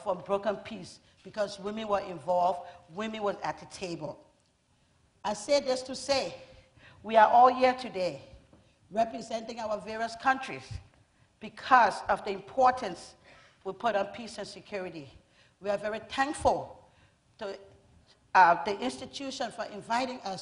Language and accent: English; Liberia; I'm from Liberia.